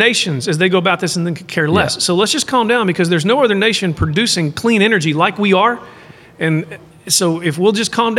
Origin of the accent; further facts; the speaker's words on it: Midland, Texas, United States; I was from Midland, Texas